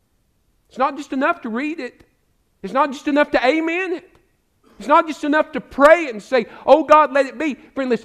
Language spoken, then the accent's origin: English; United States; also born or lived in Alabama; now in East Tennessee, United States; I grew up in the Smoky Mountains.